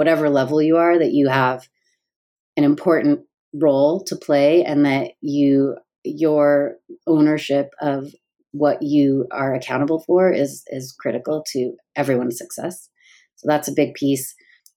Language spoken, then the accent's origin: English; Seattle, Washington, United States; also born or lived in New York / San Francisco; now in Los Angeles, United States; I live in Los Angeles. I'm from Seattle. Lived in New York and San Francisco.